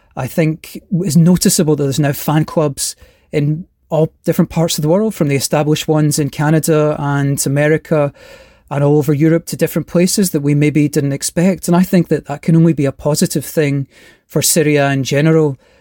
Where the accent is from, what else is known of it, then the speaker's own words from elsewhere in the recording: Glasgow, Scotland, United Kingdom; now in California, United States; I'm originally from Glasgow in Scotland, but now living in California.